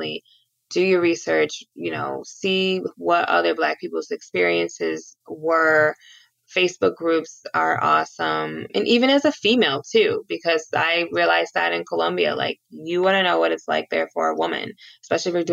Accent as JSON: {"language": "English", "town": "Cleveland", "region": "Ohio", "country": "United States", "tie": "born or raised there", "said": "I grew up watching LeBron in Cleveland."}